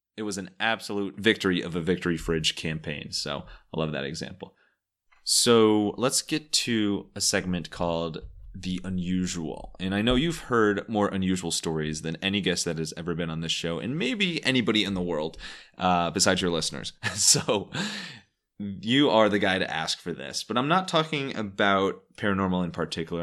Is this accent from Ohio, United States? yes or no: yes; Cleveland, Ohio, United States; I was from Cleveland